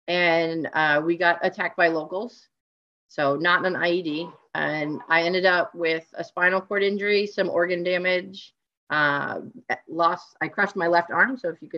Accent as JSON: {"language": "English", "region": "Maine", "country": "United States", "tie": "born or raised there", "also_born_or_lived": "New York City", "said": "So actually, I'm from Maine, technically born and raised, but my parents were divorced. So like most split families, we spent a lot of time in two locations. So mom's side was here in Maine."}